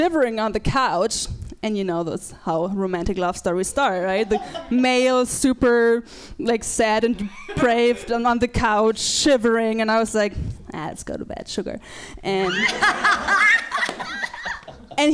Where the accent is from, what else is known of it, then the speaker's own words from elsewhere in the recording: Germany; I'm from Germany